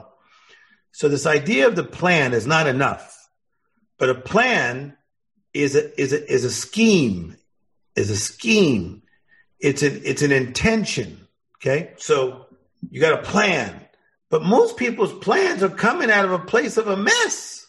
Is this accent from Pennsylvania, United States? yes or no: no; Compton, California, United States; I'm from Compton.